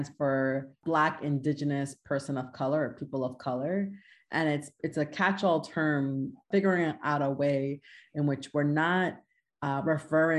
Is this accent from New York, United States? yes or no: yes; New York City, New York, United States; moved away as an adult; also born or lived in Manhattan; now in Connecticut, United States; I'm originally from Queens. I was born and raised in Queens and moved to Manhattan